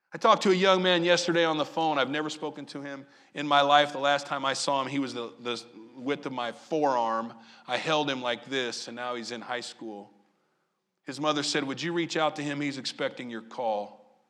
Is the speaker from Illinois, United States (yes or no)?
yes; Southern Illinois, United States; moved away; also born or lived in Maryland; I grew up in Southern Illinois.